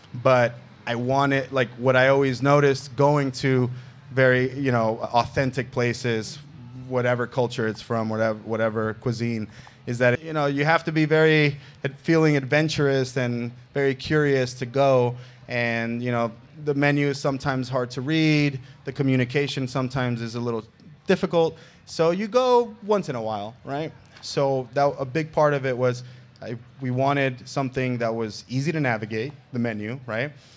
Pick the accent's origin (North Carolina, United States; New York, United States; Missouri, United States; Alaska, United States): New York, United States; New York City; now in Las Vegas, United States; New York City, where I'm from, and actually the borough that I grew up, Queens